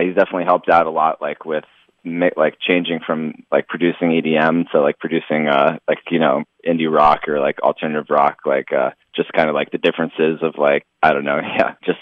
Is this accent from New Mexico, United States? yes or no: no; San Diego, California, United States; we're both from San Diego.